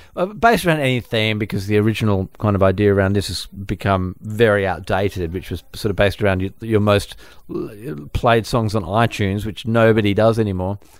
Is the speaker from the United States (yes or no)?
no; Perth, Western Australia, Australia; growing up in Perth